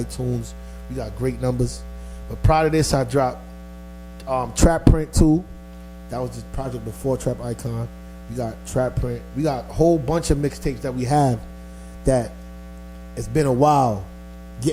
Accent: New York City, New York, United States; I'm from Flatbush, to be exact

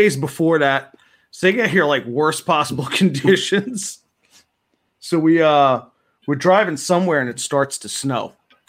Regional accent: New Jersey, United States; I'm from New Jersey.

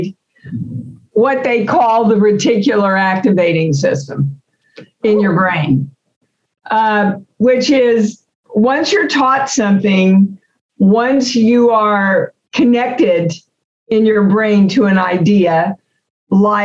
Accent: Kansas, United States; moved away as an adult; I'm an unknown from Kansas.

